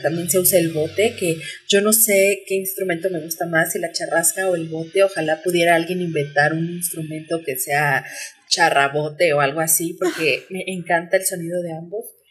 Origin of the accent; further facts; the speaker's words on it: Costa Chica, Mexico; yo hablo de la costa porque es eh, de donde yo soy